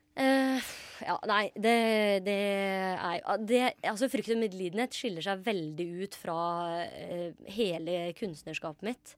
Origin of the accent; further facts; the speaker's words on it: Grenland, Telemark, Norway; moved away; Grenland, der jeg er fra